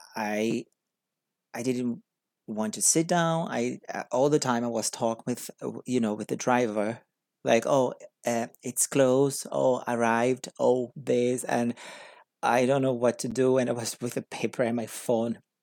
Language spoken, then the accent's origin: English; Brazil; English is a second language; moved away as an adult; I came from Brazil. I'm a Brazilian person living in a different country to learn English.